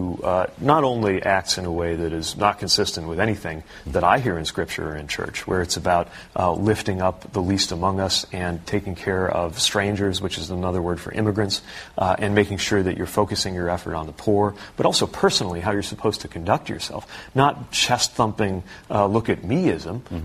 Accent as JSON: {"language": "English", "region": "Indiana", "country": "United States", "tie": "born or raised there", "said": "growing up in Indiana"}